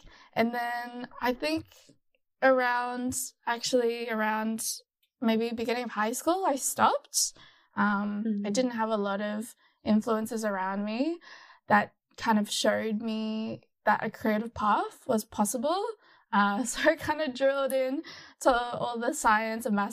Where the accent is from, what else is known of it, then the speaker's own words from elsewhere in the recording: Gold Coast, Queensland, Australia; moved away as an adult; now in Melbourne, Australia; I was born in Australia in a very sunny city called the Gold Coast. And then around 2015, I moved to Melbourne